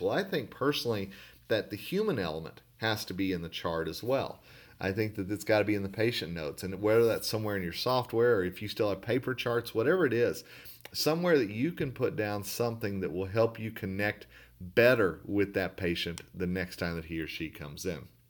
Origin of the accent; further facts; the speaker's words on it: Tulsa, Oklahoma, United States; where I grew up in Tulsa, Oklahoma